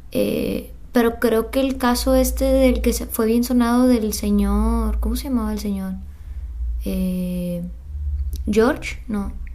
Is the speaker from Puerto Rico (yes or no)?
no; Mexico; nosotros como mexicanos